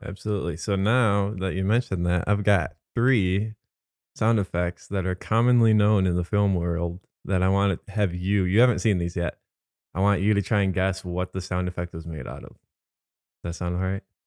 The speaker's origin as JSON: {"language": "English", "town": "Holland", "region": "Michigan", "country": "United States", "said": "I'm from the Holland, Zeeland area, so we have tulip time."}